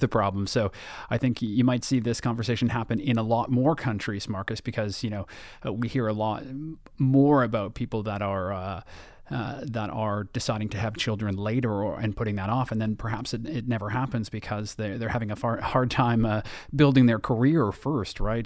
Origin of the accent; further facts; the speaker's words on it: Toronto, Ontario, Canada; my hometown